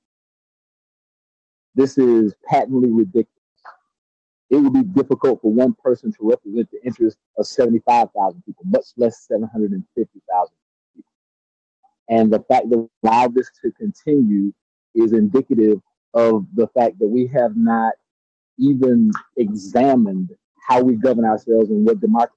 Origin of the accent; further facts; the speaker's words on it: Georgia, United States; now in California, United States; I'm from Georgia